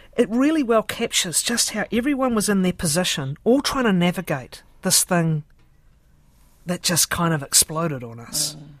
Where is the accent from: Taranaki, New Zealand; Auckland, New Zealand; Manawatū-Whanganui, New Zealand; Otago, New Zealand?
Otago, New Zealand; Dunedin; I grew up in Dunedin, and I was there